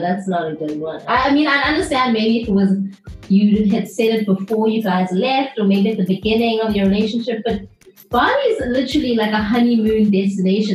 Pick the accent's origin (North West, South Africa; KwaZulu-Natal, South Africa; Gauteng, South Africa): KwaZulu-Natal, South Africa; Durban; now in Cape Town, South Africa; I'm from Durban as well, and we're having this whole conversation in Zulu